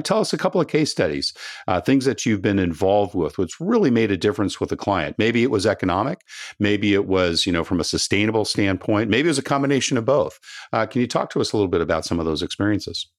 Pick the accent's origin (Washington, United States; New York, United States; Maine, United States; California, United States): California, United States; Southern; growing up in Southern California